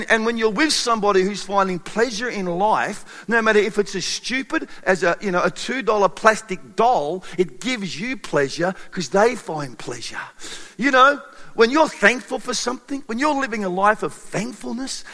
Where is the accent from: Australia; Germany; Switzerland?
Australia; being Australian